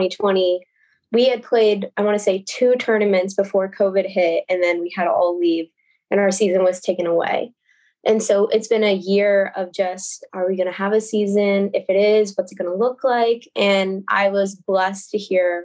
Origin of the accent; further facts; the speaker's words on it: Rancho Santa Margarita, California, United States; I'm a senior from Rancho Santa Margarita